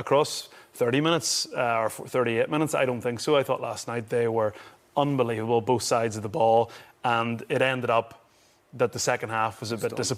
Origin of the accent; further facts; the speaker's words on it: Ireland; we're Irish